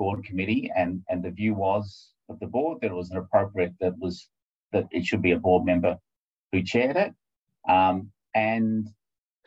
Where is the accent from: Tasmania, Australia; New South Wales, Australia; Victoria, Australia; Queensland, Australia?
Victoria, Australia; Hawthorn; I grew up in Hawthorn